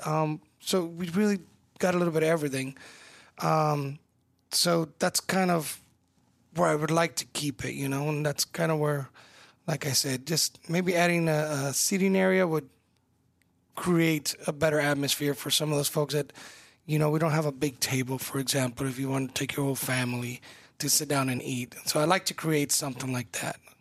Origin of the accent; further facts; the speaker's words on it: California, United States; now in Omaha, United States; I'm Mexican-American. I was born in California